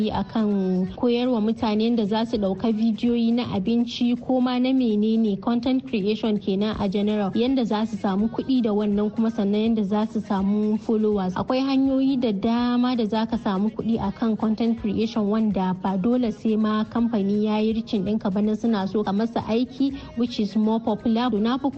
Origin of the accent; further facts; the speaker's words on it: Katsina, Nigeria; also born or lived in Kontagora, Niger State (ancestral); ni yar asalin kwantagora ce a jihar niger amma an haife ni a katsina kuma a katsina na girma na yi karatu karatu a jami'ar Umar Musa Aduwa da ke a cikin jihar Katsina.